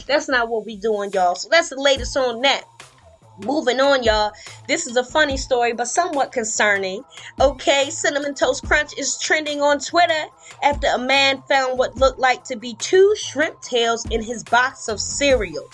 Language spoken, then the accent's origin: English; Baltimore, Maryland, United States; my hometown, Baltimore